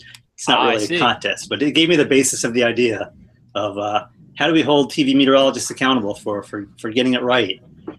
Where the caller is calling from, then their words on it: Phoenix, Arizona, United States; I'm in Phoenix, Arizona. Pretty exciting times here.